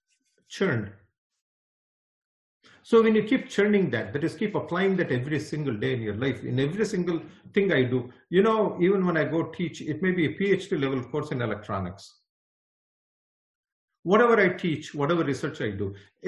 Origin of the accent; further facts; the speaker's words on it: Bangalore, Karnataka, India; moved away; I'm a Kannadiga from Bangalore